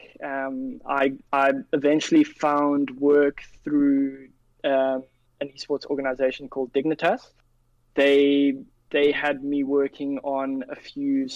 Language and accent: English; Cape Town, Western Cape, South Africa; also born or lived in London; I work remotely from Cape Town, South Africa. That's where I was born and raised. Sorry, I wasn't born here. I was born in London, but I was raised here.